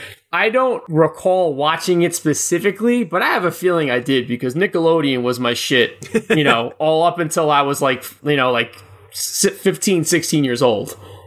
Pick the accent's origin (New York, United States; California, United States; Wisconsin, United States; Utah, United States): New York, United States; Long Island; I'm in Long Island, so I'm only like 25 minutes away from Louis.